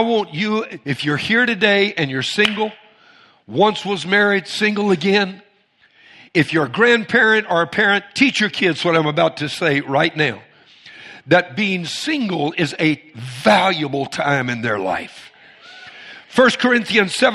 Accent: Cajun, Louisiana, United States; I'm Cajun

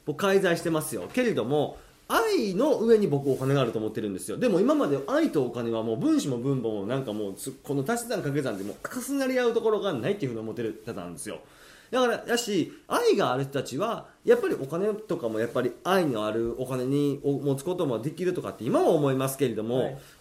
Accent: Shiga, Japan; now in Tokyo, Japan; 僕滋賀県出身じゃないですか

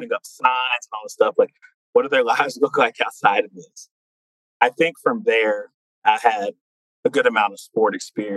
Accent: Fayetteville, North Carolina, United States; a North Carolina native, born and raised in Fayetteville

